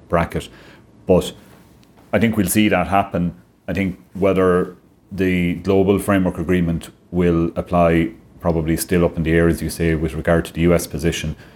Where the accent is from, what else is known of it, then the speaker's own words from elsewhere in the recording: Clare, Munster, Ireland; moved away as an adult; now in Limerick, Ireland; I'm originally from Clare, and the West of Ireland roots were calling me back